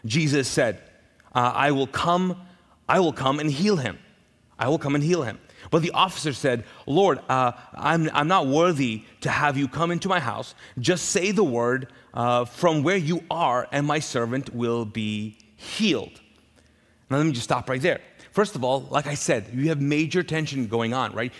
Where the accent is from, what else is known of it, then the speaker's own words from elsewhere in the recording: Pakistan; also born or lived in Middle East; now in Charlotte, United States; I'm Pakistani